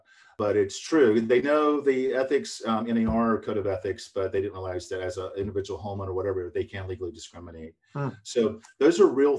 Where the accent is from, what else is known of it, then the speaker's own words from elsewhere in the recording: Florida, United States; I'm working on Florida because that's my home state